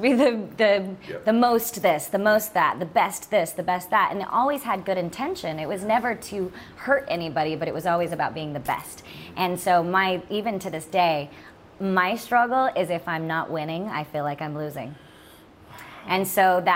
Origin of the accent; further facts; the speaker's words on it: Utah, United States; I grew up in Utah